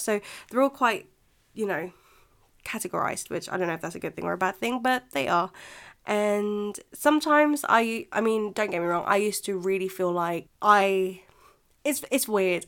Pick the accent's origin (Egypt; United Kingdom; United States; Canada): United Kingdom; England; first language Filipino; English is a second language; also born or lived in Philippines; my English culture, which I do think I have because I grew up here